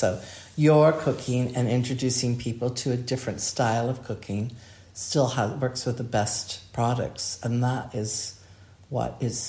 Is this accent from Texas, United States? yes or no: no; Hawaii, United States; also born or lived in Southern California / Arizona; I grew up in a very different climate. I was born and raised in Hawaii and Southern California when I was very young, Arizona.